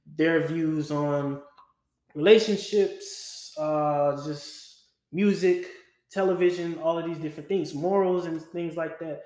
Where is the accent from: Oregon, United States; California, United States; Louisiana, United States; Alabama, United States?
Louisiana, United States; a kid growing up in Louisiana